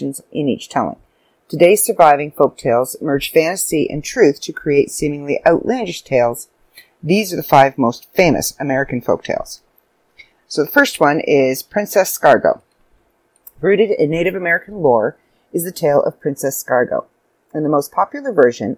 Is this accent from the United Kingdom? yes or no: no; Canada; I'm Canadian